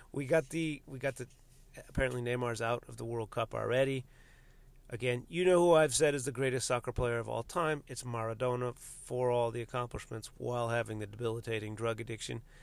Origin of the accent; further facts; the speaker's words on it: United States; my nationality as an American citizen